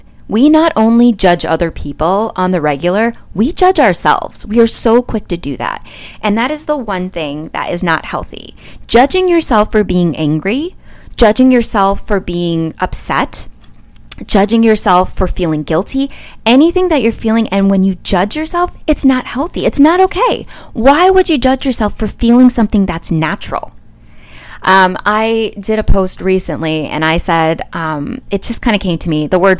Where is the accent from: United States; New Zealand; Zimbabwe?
United States; Midwest; also born or lived in all over; I'm from the Midwest, you guys. It's pop in the Midwest. And then I've lived all over.